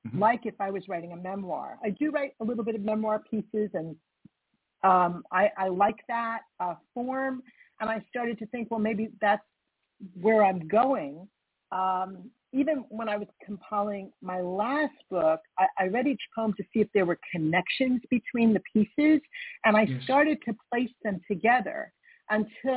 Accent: Long Island, New York, United States; I grew up on Long Island, but I spent a lot of time in New York City

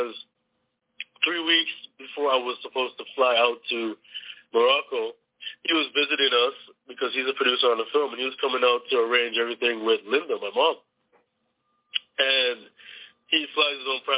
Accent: Toronto, Ontario, Canada; moved away; we're originally from Canada

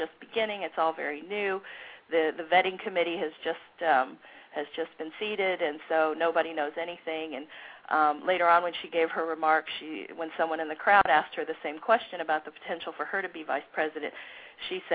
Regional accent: Ohio, United States; moved away; Ohio, which is my home state, where I grew up

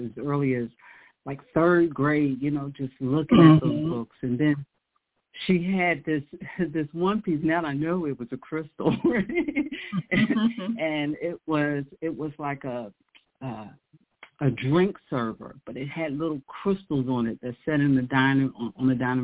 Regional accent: Philadelphia, Pennsylvania, United States; I grew up in Philadelphia

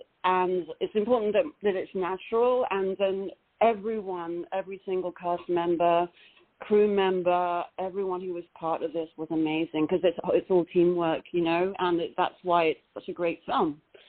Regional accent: Los Angeles, California, United States; amazing seeing it on the big screen in the Lamley Theatre NoHo 7 in Los Angeles. and that's where my hometown is.

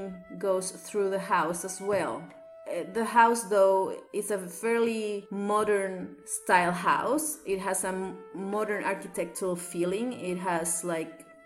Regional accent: Santiago, Santiago Metropolitan, Chile; English is a second language; I am a South American girl, as you can perhaps tell by my accent. I was born and raised in Chile.

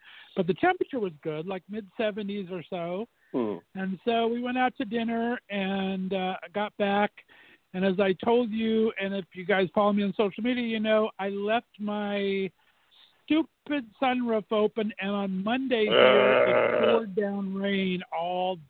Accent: Azusa, California, United States; moved away; where I grew up in Azusa, California

